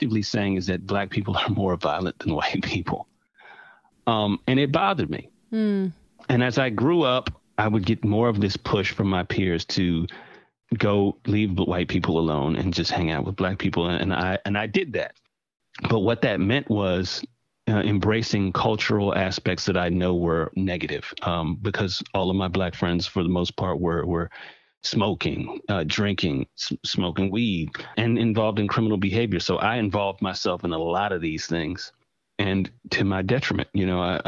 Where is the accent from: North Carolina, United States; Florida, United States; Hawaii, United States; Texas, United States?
North Carolina, United States; Durham; I grew up in the most left-leaning city in North Carolina, which is Durham, North Carolina.